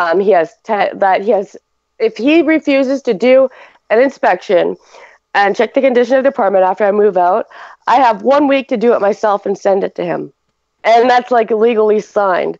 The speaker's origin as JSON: {"language": "English", "region": "Ontario", "country": "Canada", "moved": "yes", "lives_now": "Alberta, Canada", "said": "I was from Ontario"}